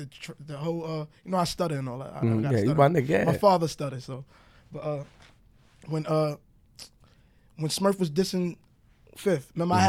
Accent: New York City, New York, United States; I grew up on 168 okay. Linden. 168 in Linden.

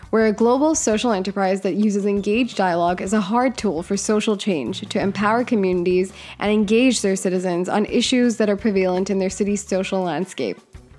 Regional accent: India; I'm Indian, so that is something I want people to know about me.

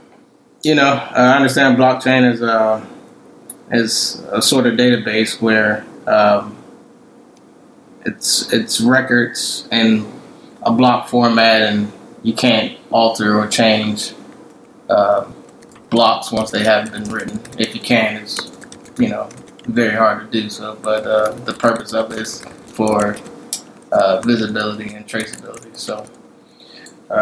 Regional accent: Maryland, United States; moved away as an adult; also born or lived in Florida; now in Georgia, United States; Originally, I'm from Maryland. I went to school in Florida and took a job in Georgia

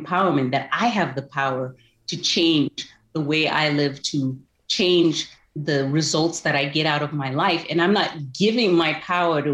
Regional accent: Zimbabwe; now in United States; I enjoyed growing up in Zimbabwe. It was a great place to grow up.

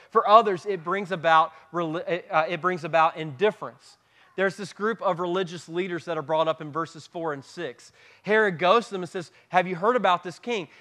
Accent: Moonville, South Carolina, United States; also born or lived in Simpsonville; we're not from West Pelzer, we're from Moonville

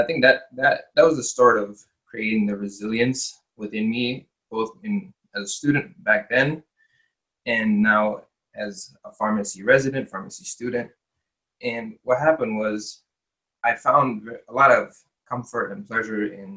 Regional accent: United States; when I was younger, growing up in America

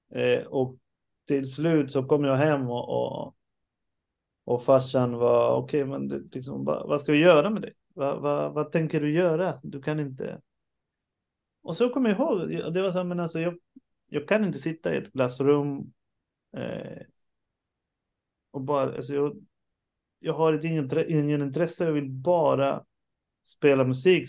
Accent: Sweden; jag föddes i Sverige

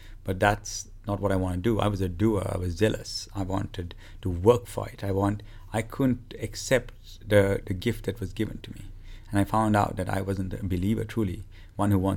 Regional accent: Sri Lanka; I'm from Sri Lanka.

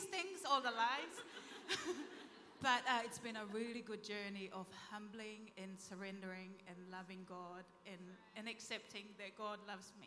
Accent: Tonga; moved away as an adult; also born or lived in New Zealand; I was born in Tonga, grew up in Tonga, went to school

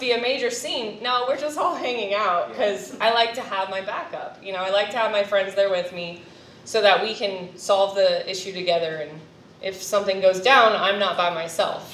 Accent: California, United States; also born or lived in Florida; now in Clay County, Florida, United States; I'm from California originally, but now Florida is my home

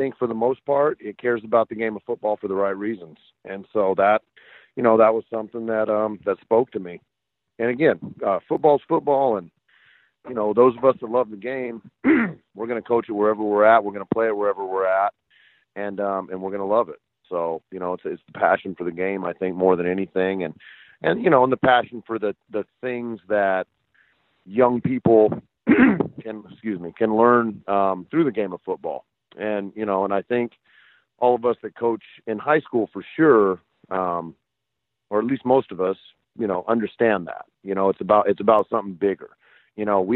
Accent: Bakersfield, California, United States; I grew up in Bakersfield, California, place that really, really loves its football

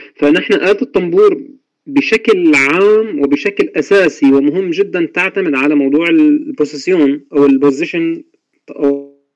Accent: Al-Bab, Aleppo Governorate, Syria; من مواليد مدينة آه، حلب بريف حلب منطقة الباب عام 1978 ولدت في ريف مدينة حلب ودرست فيها طبعا للابتدائية والإعدادية والثانوية

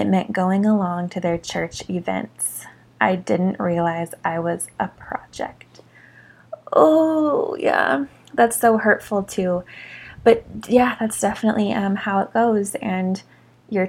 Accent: Orem, Utah, United States; growing up in Orem, Utah

